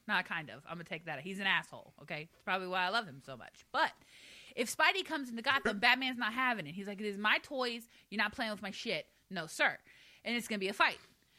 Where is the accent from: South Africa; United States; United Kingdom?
United States; the South; I'm from the South.